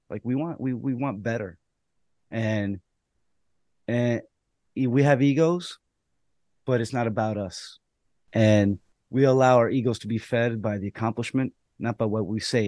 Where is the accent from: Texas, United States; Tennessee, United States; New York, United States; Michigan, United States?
New York, United States; New York City; I'm from the Bronx. I grew up not that far from where I was umpiring.